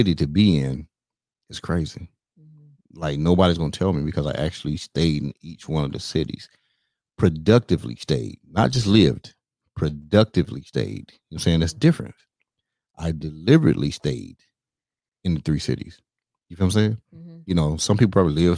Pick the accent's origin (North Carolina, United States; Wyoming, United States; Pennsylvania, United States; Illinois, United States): North Carolina, United States; also born or lived in Austin, Texas / Dallas, Texas; now in Texas, United States; I'm from North Carolina